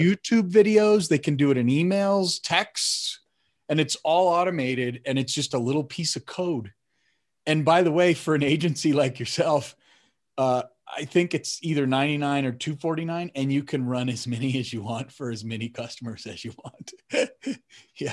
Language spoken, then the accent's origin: English; Denver, Colorado, United States; moved away; also born or lived in Phoenix, Arizona; Denver, which is where I grew up in Colorado